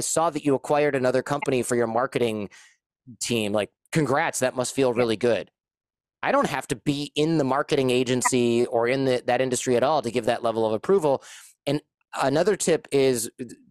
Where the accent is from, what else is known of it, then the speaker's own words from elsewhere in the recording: United States; as an American